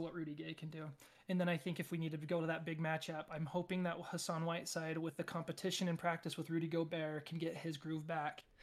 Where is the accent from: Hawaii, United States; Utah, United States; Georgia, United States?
Utah, United States; Payson; from Payson, Utah